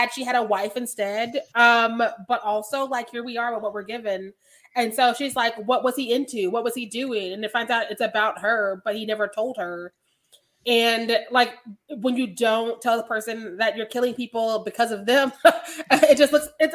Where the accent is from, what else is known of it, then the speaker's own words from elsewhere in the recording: Missouri, United States; I'm from Missouri